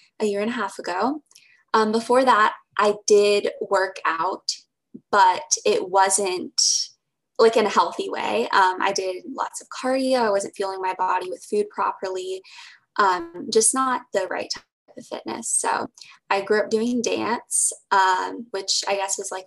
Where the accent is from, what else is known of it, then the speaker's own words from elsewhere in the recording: Houston, Texas, United States; I'm from Texas. I've always lived in Texas and Houston